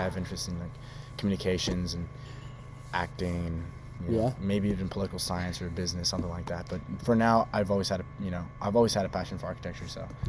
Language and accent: English; Los Angeles, California, United States; also born or lived in Hemet, California / Temecula, California; I was born in Los Angeles, California. Raised in Los Angeles, California. All over there. And then also from the eastern part of Southern California, specifically Hemet, Temecula area.